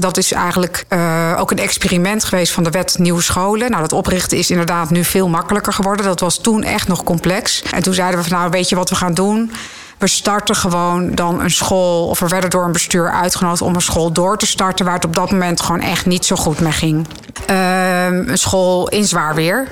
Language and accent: Dutch; Zutphen, Gelderland, Netherlands; moved away as an adult; also born or lived in Nijmegen / Amersfoort; ik ben in Zutphen opgegroeid